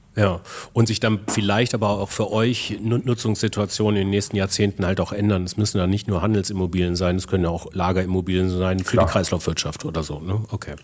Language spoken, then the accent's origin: German; Ingolstadt, Bavaria, Germany; meiner Heimat Ingolstadt